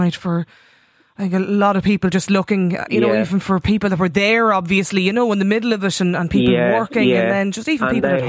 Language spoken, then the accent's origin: English; Ireland; I'm an immigrant in another country and being Irish is an enormous privilege, but the events of last night do not give a good image to our beautiful nation.